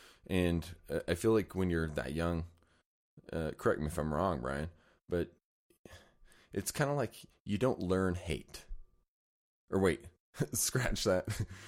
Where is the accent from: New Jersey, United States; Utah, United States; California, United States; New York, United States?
Utah, United States; Layton; I grew up in Layton, Utah.